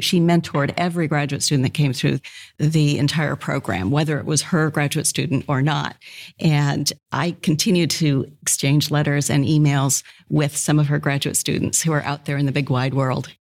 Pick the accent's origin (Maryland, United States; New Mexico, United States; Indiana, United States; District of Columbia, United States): Indiana, United States; West Lafayette; I grew up in West Lafayette.